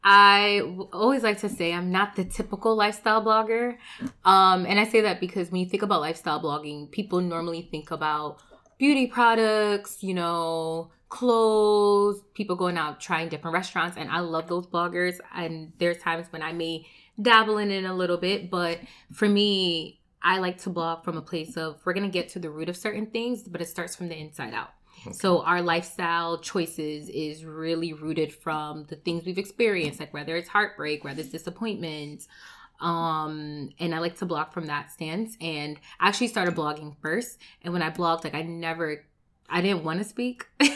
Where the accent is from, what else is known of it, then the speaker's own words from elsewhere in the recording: Connecticut, United States; now in New Jersey, United States; So most people don't know that I did move originally from Connecticut. So I moved from Connecticut to New Jersey